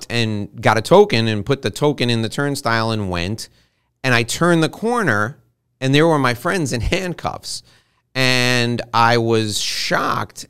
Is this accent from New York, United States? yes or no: yes; New York City, New York, United States; I was born and raised around New York City